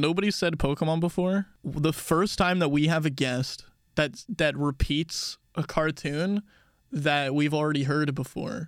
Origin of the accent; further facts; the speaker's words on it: Texas, United States; We call Texas Real America where we're from.